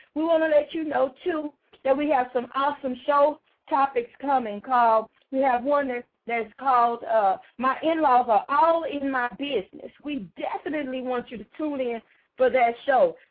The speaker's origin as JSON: {"language": "English", "town": "Houston", "region": "Texas", "country": "United States", "tie": "born or raised there", "also_born_or_lived": "Atlanta, Texas", "said": "I come from Atlanta, Texas, but I tell them, you know, I was raised in South Park"}